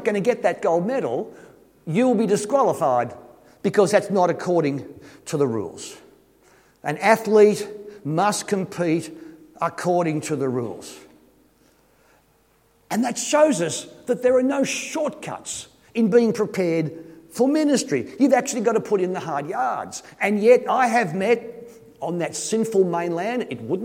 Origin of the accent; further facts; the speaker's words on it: Sydney, New South Wales, Australia; I come from Sydney. It's kind of a big city, and all our kids are city slickers